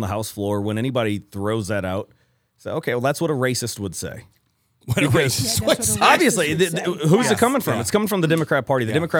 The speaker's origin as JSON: {"language": "English", "town": "Ferguson", "region": "Missouri", "country": "United States", "tie": "born or raised there", "said": "The mean streets of Ferguson, Missouri."}